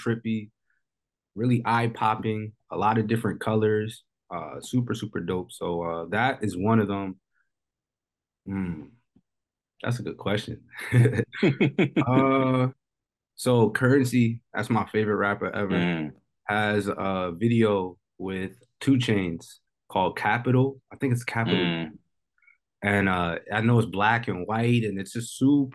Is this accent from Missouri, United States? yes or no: no; Metuchen, New Jersey, United States; moved away as an adult; now in San Diego, United States; I'm from Metuchen. It's a little small suburban town